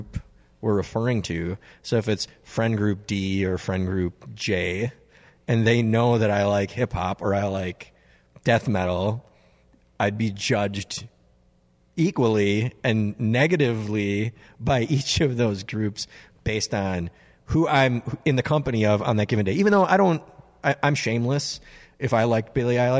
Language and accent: English; Minneapolis, Minnesota, United States; growing up in Northeast Minneapolis